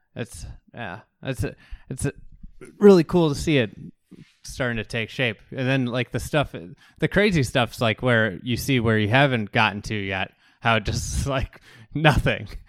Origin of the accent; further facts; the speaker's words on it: Midwest, United States; as a Midwesterner who's, you know, grown up playing all around here